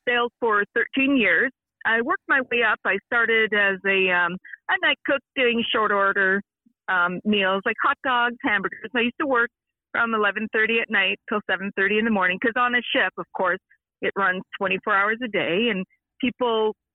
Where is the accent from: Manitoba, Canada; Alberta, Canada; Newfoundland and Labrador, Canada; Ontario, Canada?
Ontario, Canada; Brockville; now in Mont-Tremblant, Canada; I'm originally from Brockville, Ontario, the Thousand Islands